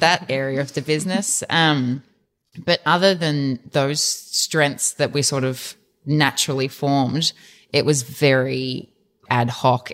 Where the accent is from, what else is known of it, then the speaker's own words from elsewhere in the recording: Dandenong Ranges, outside Melbourne, Victoria, Australia; we grew up in the Dandenong Ranges outside of Melbourne